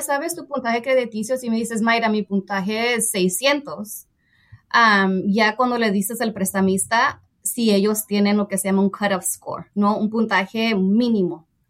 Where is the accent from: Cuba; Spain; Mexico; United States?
United States; San Jose, California; nací y pues crecí en San José, California, en el área de la Bahía